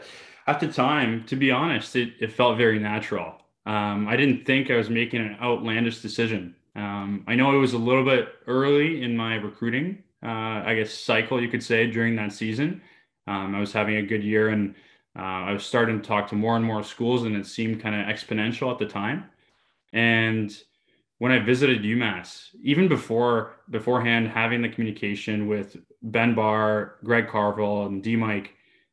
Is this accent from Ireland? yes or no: no; Mississauga, Ontario, Canada; I'm back home in Greater Toronto area, Mississauga to be specific.